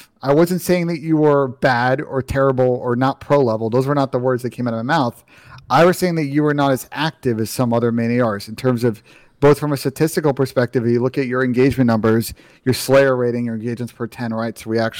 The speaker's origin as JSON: {"language": "English", "region": "New York", "country": "United States", "lives_now": "Columbus, United States", "said": "I'm from New York, but I live in Columbus."}